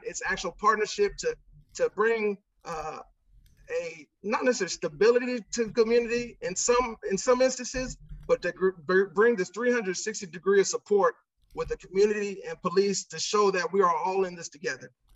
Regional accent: Santa Ana, California, United States; also born or lived in Chicago, Illinois; I was born in Chicago, Illinois, but spent my whole life here in Orange County, California

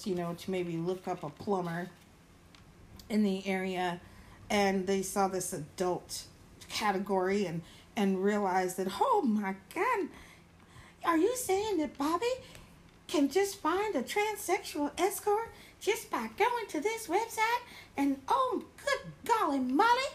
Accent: Florida, United States; I'm from Florida

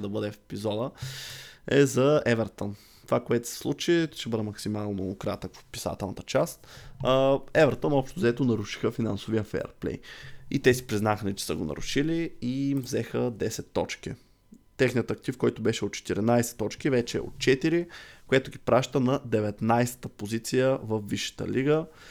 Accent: Targovishte, Targovishte Province, Bulgaria; now in Sofia, Bulgaria; аз не съм от София, от търговище съм. И когато израсвах, там наистина нямаше игрища.

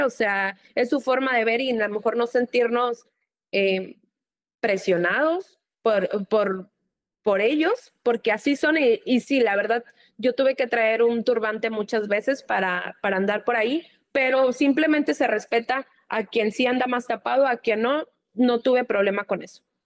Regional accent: Mexico; como aquí un mexicano, nosotros lo demostramos todo muy efusivo

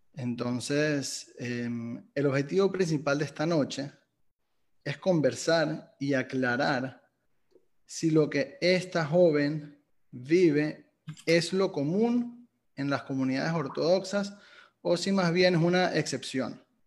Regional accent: Venezuela; soy venezolano

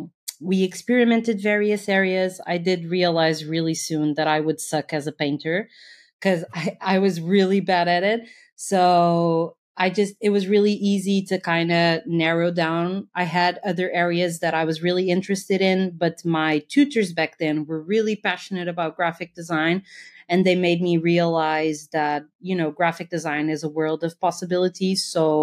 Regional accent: Portugal

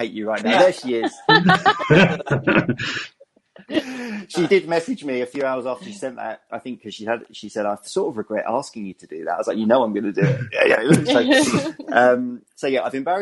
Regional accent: England, United Kingdom; accent: English; my English accent

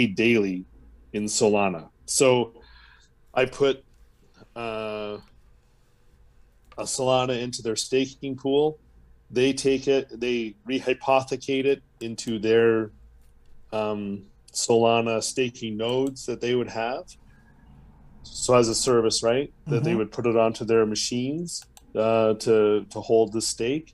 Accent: Canada; I'm Canadian

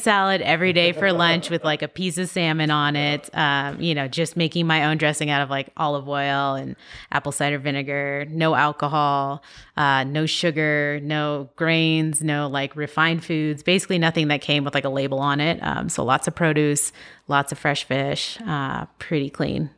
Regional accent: San Diego, California, United States; I grew up in San Diego

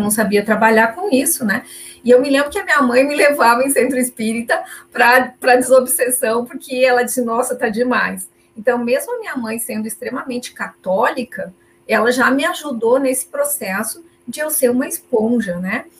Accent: Caxias do Sul, Rio Grande do Sul, Brazil; Eu sou de Caxias do Sul, falo de vocês com vocês aqui de Caxias do Sul, no Rio Grande do Sul

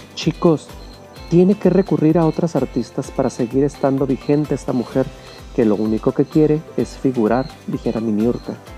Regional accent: Mexico; Somos mexicanos

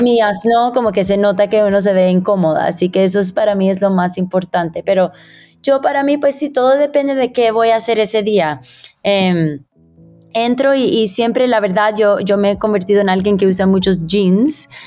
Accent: Miami, Florida, United States; moved away as an adult; now in Bogotá, Colombia; yo que crecí en Miami

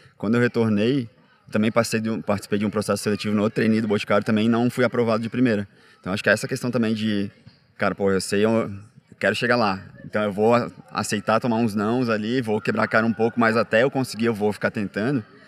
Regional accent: Florianópolis, Santa Catarina, Brazil; moved away as an adult; now in São Paulo, Brazil; eu não nasci em Floripa eu fui para Floripa tinha uns 10 anos, mas enfim, a maior parte da minha vida adolescente e adulta

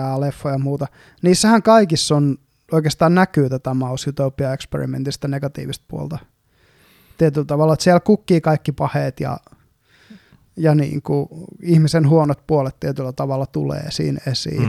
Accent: Eastern Finland, Finland; moved away as an adult; now in Helsinki, Finland; me ollaan molemmat kotoisin Itä-Suomesta

